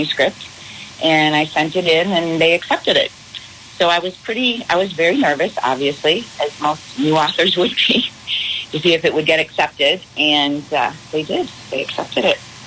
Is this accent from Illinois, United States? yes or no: yes; Chicago, Illinois, United States; now in Arizona, United States; I'm originally from Chicago, that's why I was born and raised